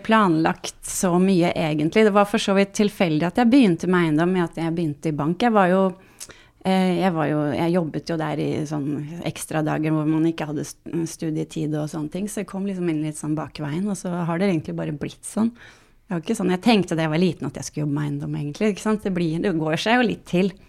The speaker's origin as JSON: {"language": "Norwegian", "town": "Sandefjord", "region": "Vestfold", "country": "Norway", "said": "jeg kommer fra Sandefjord"}